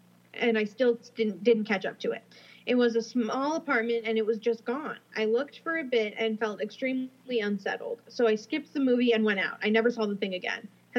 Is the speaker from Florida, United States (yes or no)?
no; Brooklyn, New York, United States; So I grew up in Brooklyn, and I was home alone from 3 to 5.